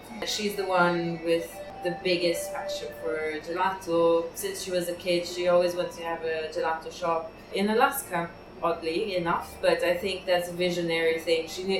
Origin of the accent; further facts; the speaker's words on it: Piedmont, Italy; English is a second language; So, Liguria is near the sea, and I'm from the Piemonte